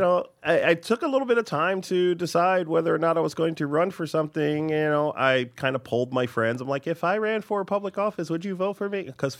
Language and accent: English; Oahu, Hawaii, United States; now in New York, United States; I was raised in Hawaii.